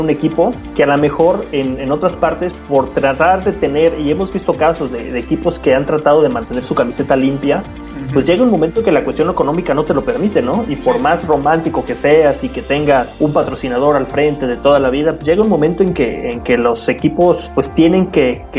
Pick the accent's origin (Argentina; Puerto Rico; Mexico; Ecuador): Mexico; De, Somos mexicanos, digo, hay que ser la realidad.